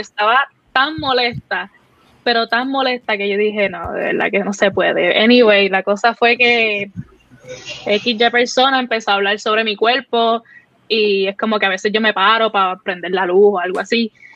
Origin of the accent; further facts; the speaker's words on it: Cidra, Puerto Rico; soy de Puerto Rico, soy boricua